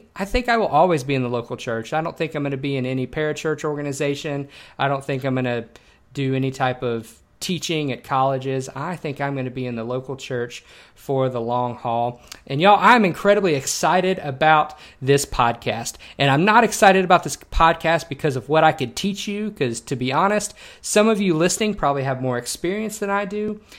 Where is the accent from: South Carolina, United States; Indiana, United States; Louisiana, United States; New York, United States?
Louisiana, United States; Shreveport; moved away as an adult; also born or lived in Texas; I grew up in Shreveport, Louisiana